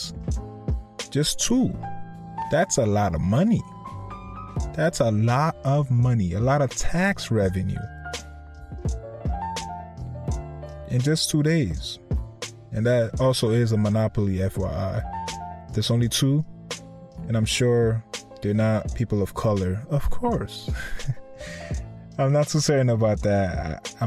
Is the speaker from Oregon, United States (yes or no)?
no; Connecticut, United States; that's kind of my home state